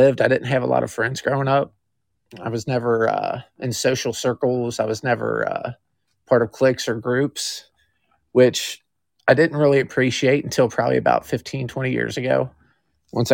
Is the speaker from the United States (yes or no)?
yes; Kentucky, United States; I was born in Kentucky, lived here my whole life.